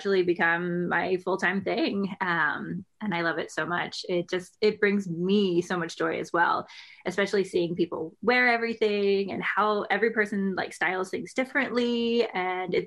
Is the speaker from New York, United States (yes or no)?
no; Florida, United States; I grew up in Florida